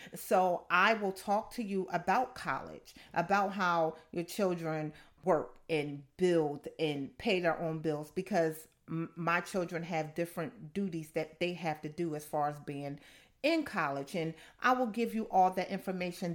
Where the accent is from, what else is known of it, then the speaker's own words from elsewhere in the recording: Camden, New Jersey, United States; I'm from Camden, New Jersey, so I grew up, yeah, I grew up in the hood